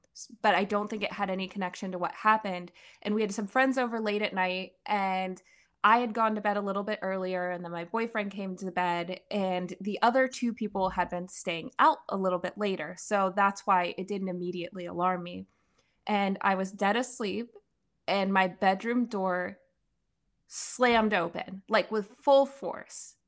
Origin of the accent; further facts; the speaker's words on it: Pennsylvania, United States; I'm from Pennsylvania. I was born and raised there.